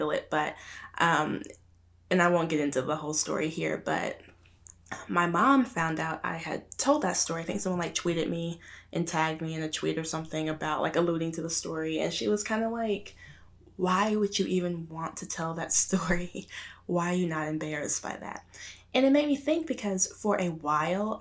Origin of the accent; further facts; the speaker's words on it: Arkansas, United States; moved away; growing up in Arkansas and like out in the country